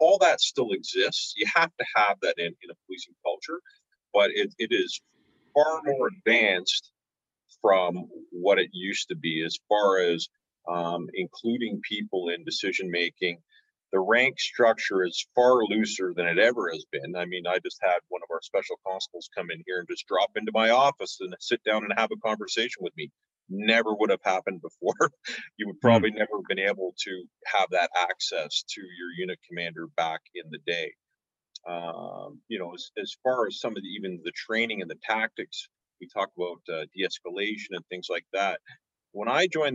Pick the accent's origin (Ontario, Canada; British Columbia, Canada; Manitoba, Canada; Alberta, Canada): Ontario, Canada; Toronto; born and raised in Scarborough, and like I was telling you earlier, I still have family here